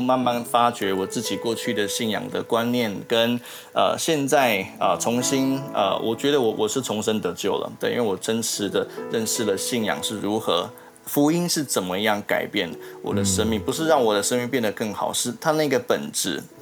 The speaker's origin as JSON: {"language": "Chinese", "region": "southern Taiwan", "country": "Taiwan", "also_born_or_lived": "Kaohsiung", "said": "我跟我妈妈在高雄，对，啊，我来自南部，对，对，呃，在高雄不断地流浪每一间教会"}